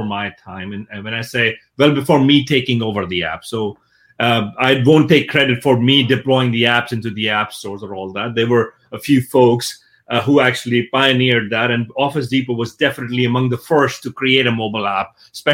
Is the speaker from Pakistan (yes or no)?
yes; Pakistan; I come from Pakistan, so I was born and brought up in Pakistan